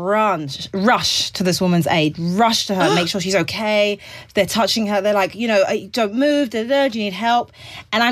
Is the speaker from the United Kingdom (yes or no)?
yes; England, United Kingdom; now in United States; Being English makes me seem more white.